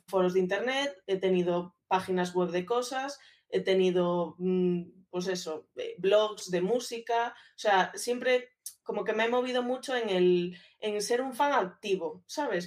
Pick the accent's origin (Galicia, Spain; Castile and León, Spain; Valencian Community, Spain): Galicia, Spain; A Coruña; moved away as an adult; now in Madrid, Spain; soy una chica de 31 años que va a cumplir 32 ya, que soy de Coruña